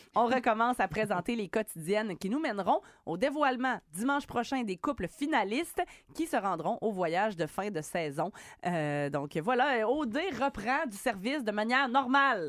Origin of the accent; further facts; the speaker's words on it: Quebec, Canada; chez nous au Québec